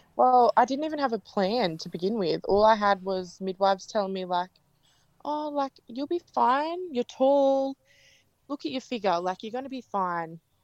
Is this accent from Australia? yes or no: yes; Gerringong, New South Wales, Australia; I'm from Gerringong, New South Wales